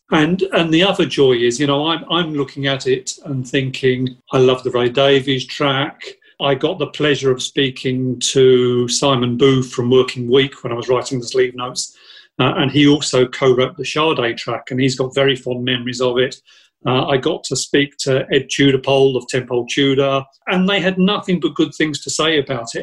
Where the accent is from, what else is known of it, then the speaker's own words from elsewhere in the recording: Southend-on-Sea, East of England, United Kingdom; growing up in Southend